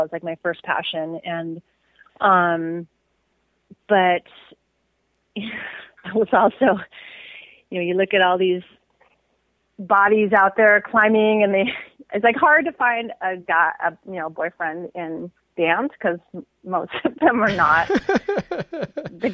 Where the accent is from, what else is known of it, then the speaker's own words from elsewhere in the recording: Seattle, Washington, United States; I grew up in Seattle for the most part